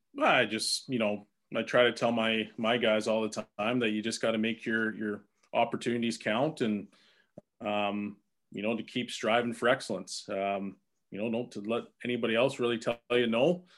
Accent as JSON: {"language": "English", "town": "Edmonton", "region": "Alberta", "country": "Canada", "tie": "born or raised there", "said": "it's my hometown."}